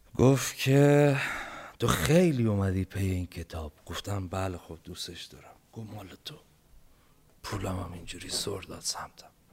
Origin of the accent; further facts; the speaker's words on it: Bam, Kerman Province, Iran; moved away; ما یه غذایی داریم توی بم